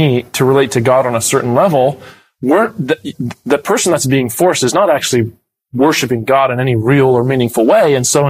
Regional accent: United States; now in Australia; because I'm American

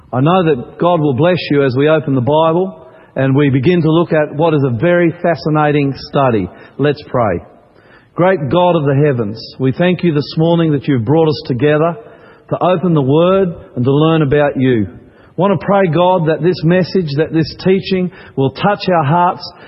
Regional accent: Queensland, Australia; I grew up in Queensland

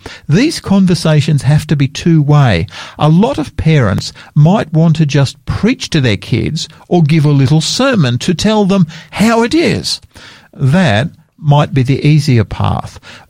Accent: Sydney, New South Wales, Australia; also born or lived in Queensland; now in South Australia, Australia; I love the Sydney beaches. I grew up on the Sydney beaches. Love that part of the world.

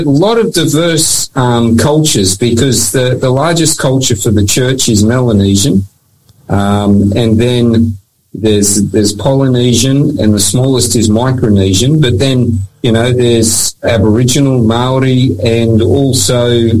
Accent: Papua New Guinea; I grew up in Papua New Guinea. I've worked in Fiji. As I said, I've got New Zealand heritage. So I am a person of the Pacific

